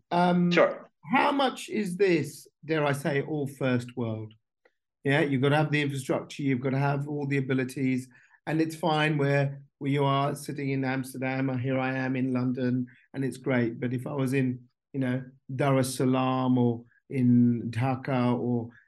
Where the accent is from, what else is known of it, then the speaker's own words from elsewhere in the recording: India; we're both originally from India, yes. our families, you know, we know how polluted the, the cities are there every year.